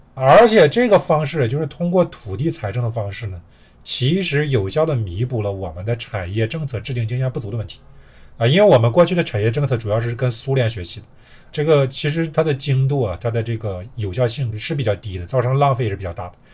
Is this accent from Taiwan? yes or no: no; China; 我们中国人都很熟悉